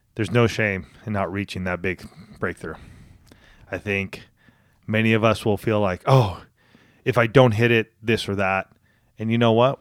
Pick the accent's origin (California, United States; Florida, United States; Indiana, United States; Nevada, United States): California, United States; outside of Palm Springs, Southern; moved away as an adult; also born or lived in Boulder, Colorado / Spokane, Washington; I grew up outside of Palm Springs area.